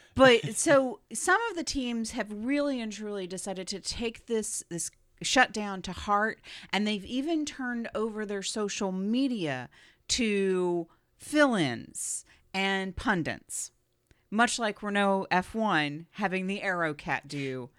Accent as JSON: {"language": "English", "country": "United States", "said": "Being American"}